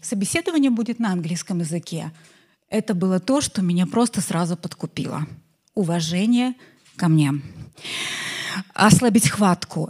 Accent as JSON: {"language": "Russian", "country": "Belarus", "said": "я иностранка, белоруска"}